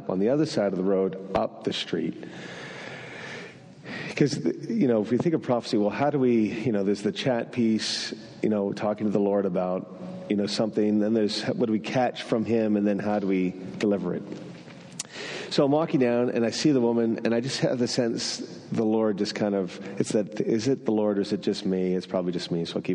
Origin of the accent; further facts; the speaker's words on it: northern New Brunswick, Canada; first language French; English is a second language; moved away; I grew up in northern New Brunswick in a French community. I learned to swear in French first, which means that my mother tongue is French.